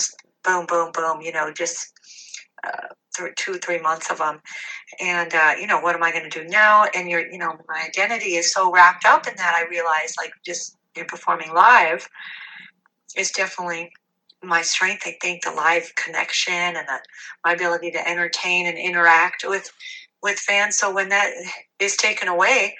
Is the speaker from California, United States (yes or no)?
yes; Long Beach, California, United States; now in Seal Beach, United States; born and raised in Long Beach